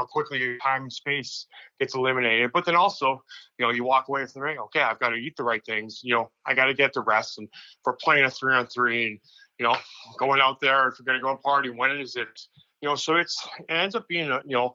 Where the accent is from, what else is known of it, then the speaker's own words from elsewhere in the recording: Saskatchewan, Canada; moved away as an adult; also born or lived in Syracuse, New York; I came down as a Canadian kid from Saskatchewan